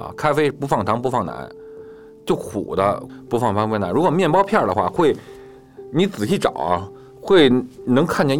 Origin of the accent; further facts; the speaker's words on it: China; 因为我中国人都坐一块儿嘛